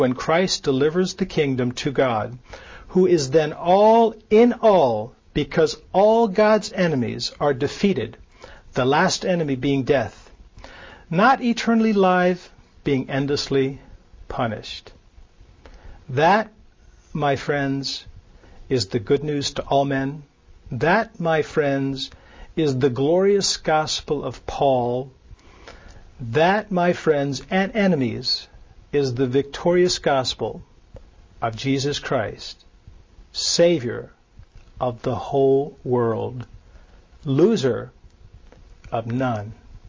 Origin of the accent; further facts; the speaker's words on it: Nuremberg, Bavaria, Germany; born there; I was born in Nuremberg, Germany. My mother was Lutheran. My mother married a military person later when I was 6 or 7, who was Catholic.